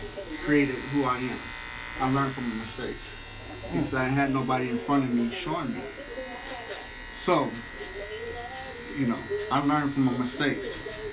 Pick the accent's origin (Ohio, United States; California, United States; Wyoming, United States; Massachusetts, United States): California, United States; Los Angeles; growing up in South Central